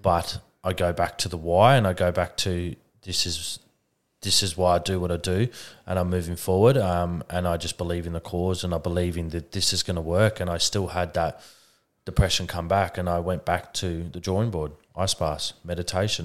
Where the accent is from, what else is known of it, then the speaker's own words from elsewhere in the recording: Adelaide, South Australia, Australia; I'm from Adelaide